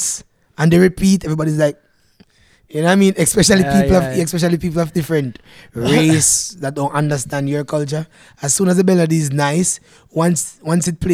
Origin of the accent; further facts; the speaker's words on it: Manchester Parish, Jamaica; moved away as an adult; now in Canada; we as Jamaican people